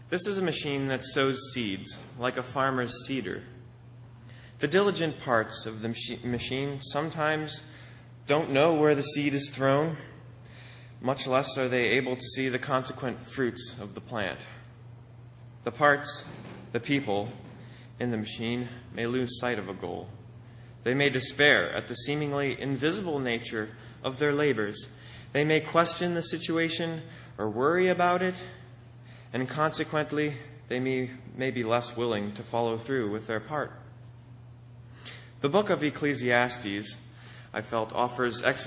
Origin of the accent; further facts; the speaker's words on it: Akron, Pennsylvania, United States; the binational office in my hometown of Akron, Pennsylvania